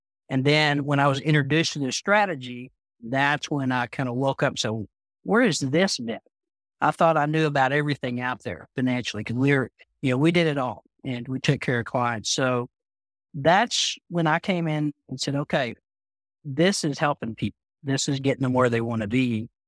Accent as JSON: {"language": "English", "town": "Amarillo", "region": "Texas", "country": "United States", "said": "from Amarillo, Texas. So I'm the West Texan of the bunch."}